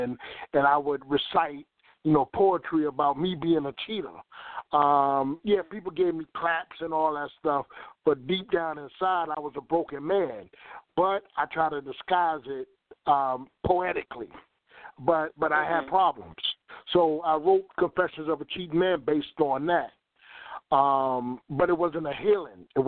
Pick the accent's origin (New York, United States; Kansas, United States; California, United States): New York, United States; now in Virginia, United States; I was born in New York. I was born in New York